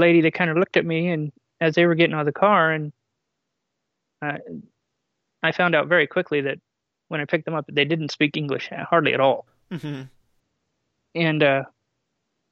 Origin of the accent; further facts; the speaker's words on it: California, United States; I'm from California